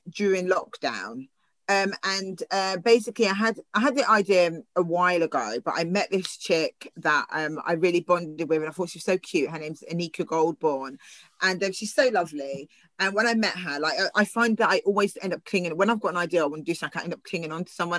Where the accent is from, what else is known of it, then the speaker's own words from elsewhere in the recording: Southampton, South East England, United Kingdom; i've grown up in southampton